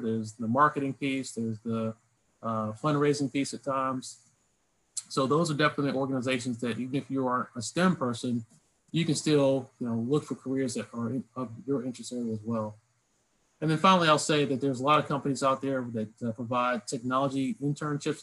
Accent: Lynchburg, Virginia, United States; moved away; I grew up in Lynchburg, Virginia

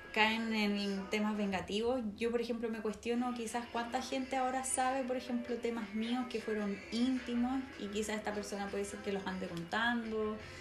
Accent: Talagante, Santiago Metropolitan Region, Chile; yo era de Talagante, no, soy, no soy de Santiago, soy de la región metropolitana, pero no de Santiago

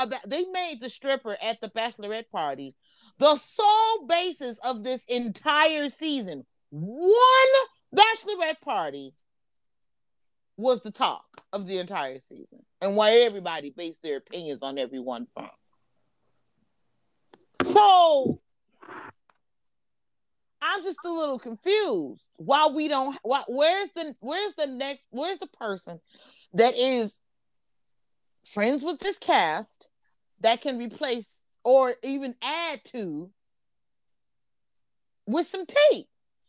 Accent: Chicago, Illinois, United States; you do know I'm from Chicago, right? Now, I may be trifling and all of those shit, but do understand, I'm from Chicago.

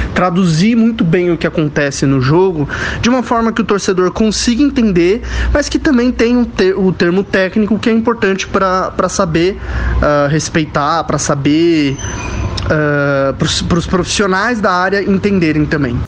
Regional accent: São Paulo, Brazil; also born or lived in ABC Paulista; Sou de São Paulo, morei muito tempo no ABC Paulista

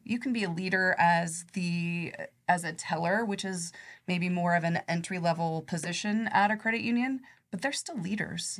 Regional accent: Nebraska, United States; I grew up in Nebraska in a little teeny small town.

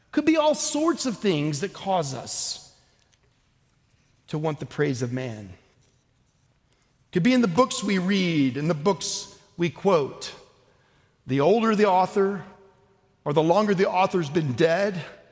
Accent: Oklahoma, United States; I'm from Oklahoma.

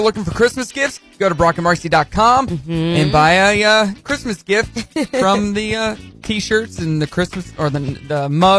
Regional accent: Rogers, Arkansas, United States; I am from Rogers. I live in Rogers, and I love my city.

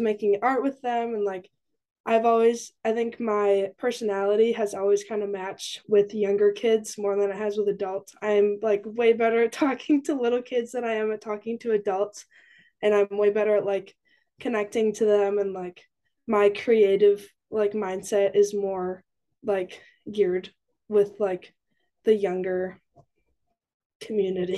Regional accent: Edgerton, Wisconsin, United States; moved away as an adult; now in Stevens Point, United States; I am from Edgerton, Wisconsin, which is about 20 minutes south of Madison, Wisconsin. And I'm currently in Stevens Point

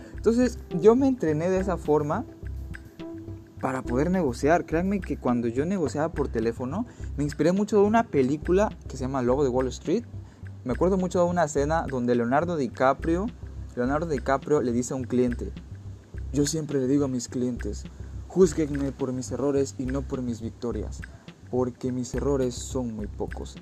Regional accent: Mexico; also born or lived in Playa del Carmen; Como buen mexicano

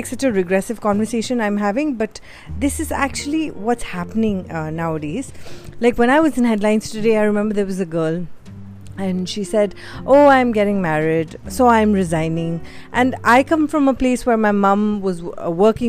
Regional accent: Mumbai, Maharashtra, India; moved away as an adult; also born or lived in Bhopal; I secretly tell everybody that I'm from Bhopal and not Bombay

